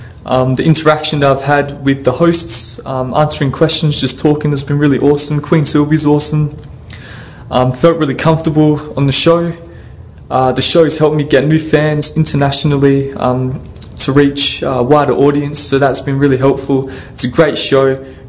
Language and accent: English; Australia; I'm a rapper from Australia.